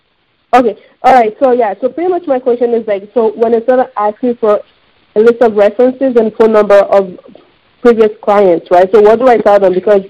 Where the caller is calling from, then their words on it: Canada; I'm calling from Canada.